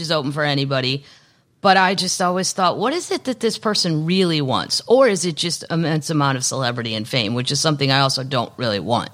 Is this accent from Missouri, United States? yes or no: yes; Missouri, United States; also born or lived in Los Angeles; now in Nashville, United States; I'm from Missouri